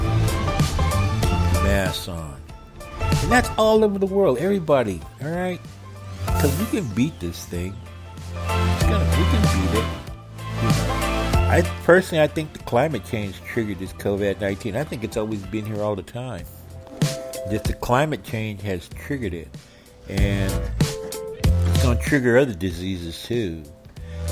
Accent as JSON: {"language": "English", "country": "United States", "tie": "born or raised there", "said": "the kids I grew up with in Roseman"}